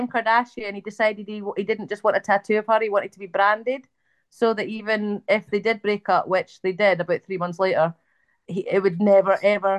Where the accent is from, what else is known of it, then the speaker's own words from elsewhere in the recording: Scotland, United Kingdom; I tell people I'm Scottish. I don't, I would never ever say I was British, not in a million years.